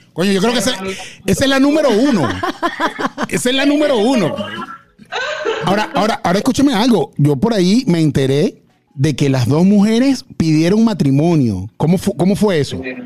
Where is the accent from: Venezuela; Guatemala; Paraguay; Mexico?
Venezuela; yo soy venezolano o somos venezolanos